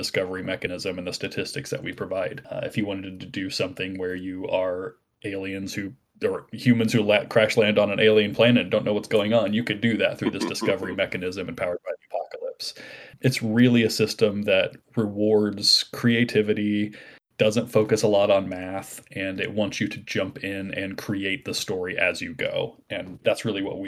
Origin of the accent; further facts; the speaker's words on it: Midwest, United States; we're all Midwesterners at heart